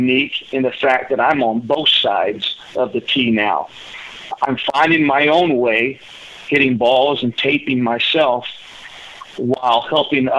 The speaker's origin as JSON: {"language": "English", "town": "Cape Girardeau", "region": "Missouri", "country": "United States", "tie": "born or raised there", "also_born_or_lived": "Southern California", "moved": "as an adult", "said": "moving back to my hometown, Cape Girardeau"}